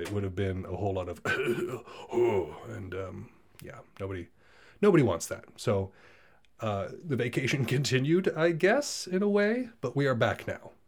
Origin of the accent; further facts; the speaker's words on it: United States; I'm from America